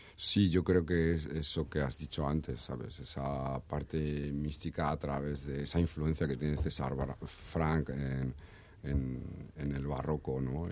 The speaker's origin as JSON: {"language": "Spanish", "town": "Madrid", "region": "Community of Madrid", "country": "Spain", "also_born_or_lived": "Badajoz", "moved": "as an adult", "said": "yo soy de Madrid yo me fui a estudiar a Badajoz vivía en Badajoz"}